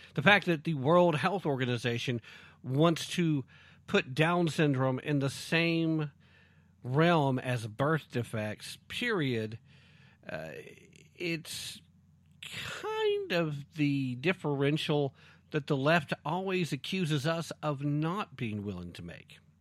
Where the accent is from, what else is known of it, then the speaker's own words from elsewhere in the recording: East Tennessee, United States; accent: East Tennessee; East Tennessee tongue